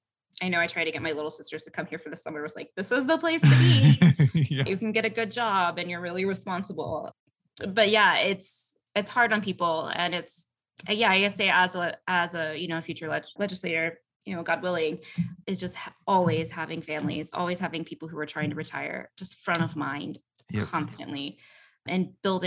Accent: Atlanta, Georgia, United States; And, you know, I'm from Atlanta. It's the city of sprawl.

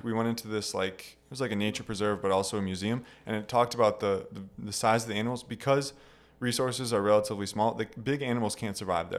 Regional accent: Wisconsin, United States; also born or lived in Taiwan; we're coming from Wisconsin

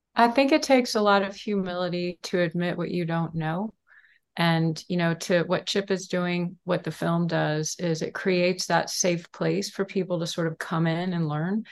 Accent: Houston, Texas, United States; I grew up in Houston, Texas

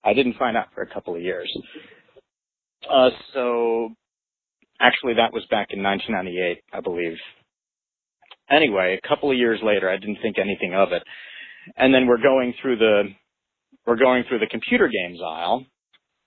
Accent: Kansas, United States; I'm from Kansas

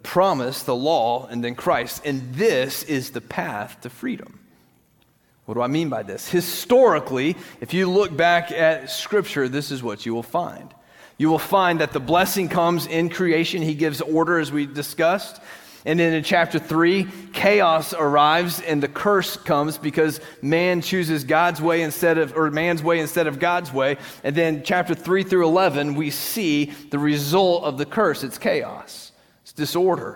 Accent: United States; we in this country, we live in a free country

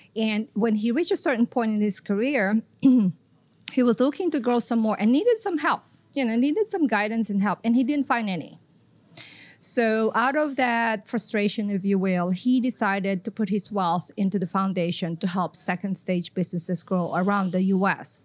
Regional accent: Philippines; moved away as an adult; also born or lived in Tokyo, Japan / Southwest Florida, United States; now in Florida, United States; I am from the Philippines originally. Came to the U S through Tokyo, Japan.

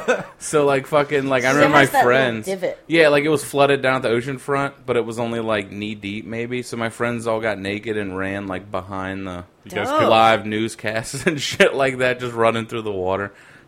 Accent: Virginia, United States; I'm from Virginia.

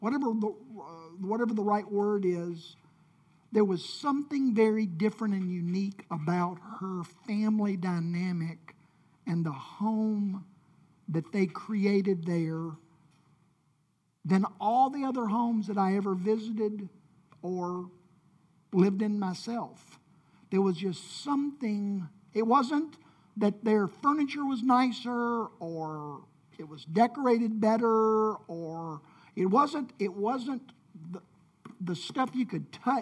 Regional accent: Memphis, Tennessee, United States; I grew up in Whitehaven, and we had sort of a Mayberry-type community

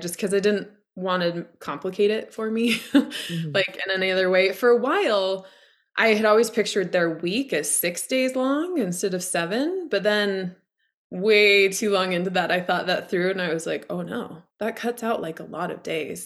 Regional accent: Idaho, United States; also born or lived in Colorado; now in Montana, United States; I live in the Montana mountains. I grew up in Idaho. I've lived in Colorado.

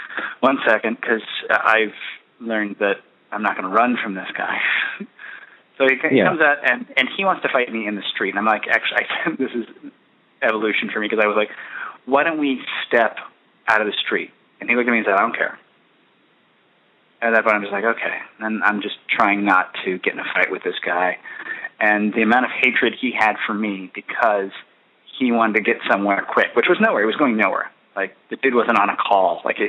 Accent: United States; being afraid of black people, that happens because I'm American.

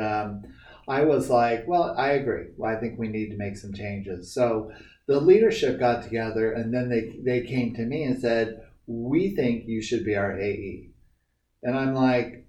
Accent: San Jose, California, United States; I grew up in San Jose.

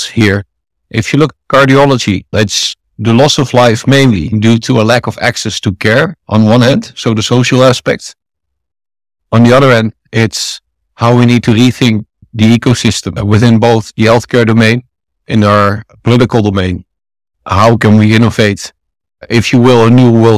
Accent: a small town next to Amsterdam, North Holland, Netherlands; also born or lived in India; I'm from the Netherlands, from a small town next to Amsterdam

